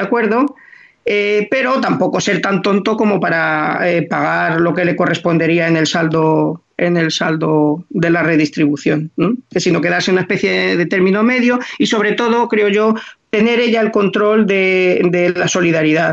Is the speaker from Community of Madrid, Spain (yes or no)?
yes; Madrid, Community of Madrid, Spain; nací en Madrid